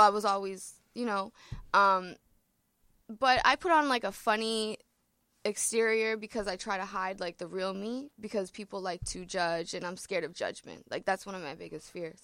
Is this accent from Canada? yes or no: yes; Ontario, Canada; also born or lived in Toronto; I'm from Ontario